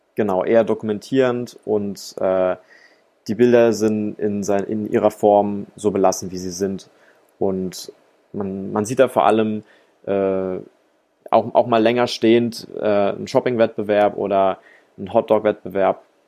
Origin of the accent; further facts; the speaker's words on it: Rhine-Neckar, Germany; moved away as an adult; now in Ludwigsburg, Germany; Ich bin Filmemacher aus der Metropolregion Rhein-Neckar